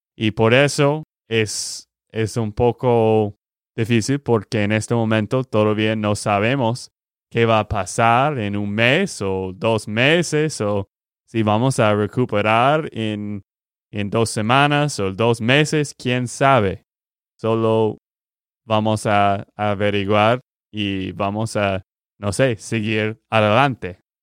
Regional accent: Texas, United States; de Texas, Estados Unidos

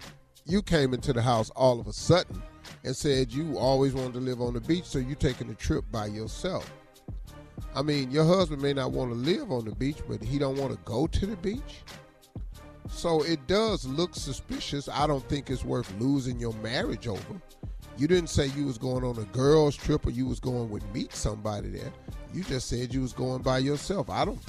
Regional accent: Ohio, United States; See, I'm from Ohio, so I grew up. And all that. Well, I'm from Ohio, and they have Amish community.

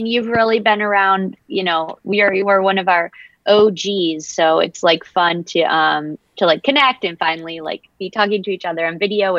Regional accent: Detroit, Michigan, United States; I'm from Detroit, Michigan

